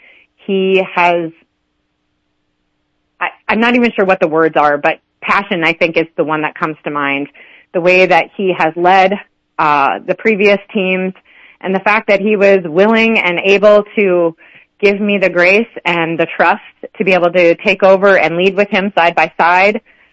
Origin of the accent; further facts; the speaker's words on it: Montrose, Colorado, United States; I grew up in Montrose.